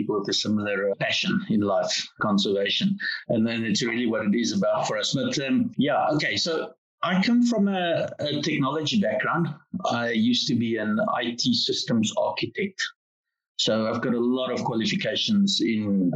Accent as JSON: {"language": "English", "country": "South Africa", "said": "being South African guys"}